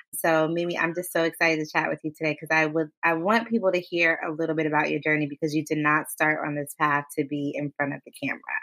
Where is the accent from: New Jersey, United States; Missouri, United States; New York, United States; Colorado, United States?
New Jersey, United States; Westfield; I grew up in Westfield, which in New Jersey is like a predominantly white town